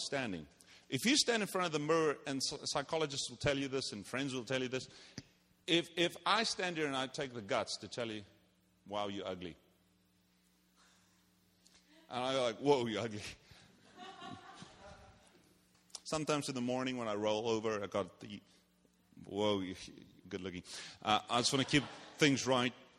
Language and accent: English; South Africa; moved away; I'm from South Africa. We don't play games there.